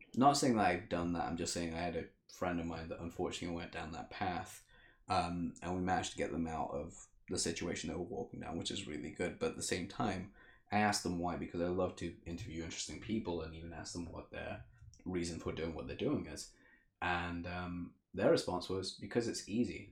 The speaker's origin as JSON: {"language": "English", "region": "England", "country": "United Kingdom", "tie": "born or raised there", "also_born_or_lived": "Africa", "said": "I grew up in Africa for the first four years, and then I moved to England, where I've lived here for twenty five years ish."}